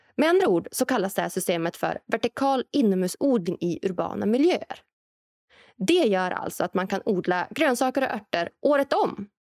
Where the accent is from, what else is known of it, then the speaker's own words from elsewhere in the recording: Norrland, Sweden; framtidslandet Norrland där jag kommer ifrån